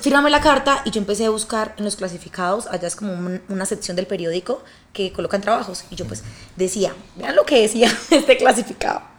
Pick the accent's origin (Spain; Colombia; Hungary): Colombia; moved away as an adult; also born or lived in Bucaramanga / Medellín; now in Mexico; Soy una colombiana muy luchadora